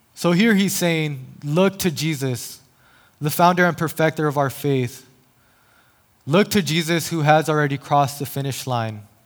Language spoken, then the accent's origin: English; El Paso, Texas, United States; now in San Diego, United States; born and raised in El Paso, Texas